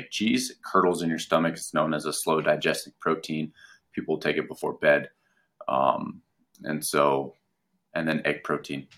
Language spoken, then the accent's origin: English; United States; we're American